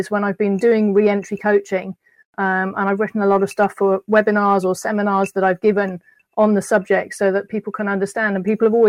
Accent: United Kingdom; moved away as an adult; as a Brit

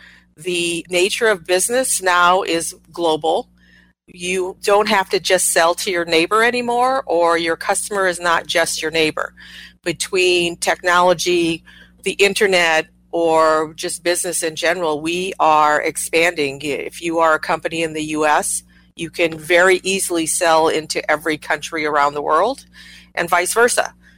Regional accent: Midwest, United States; also born or lived in Japan; I was born in Japan. Very early in my life, I moved to rural Midwest and grew up there.

